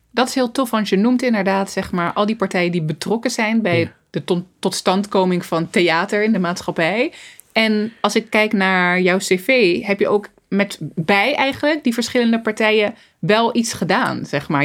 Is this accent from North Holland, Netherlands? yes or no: no; Zoetermeer, South Holland, Netherlands; moved away as an adult; also born or lived in Rotterdam; Ik ben opgegroeid in Soetermeer, in een hele witte wijk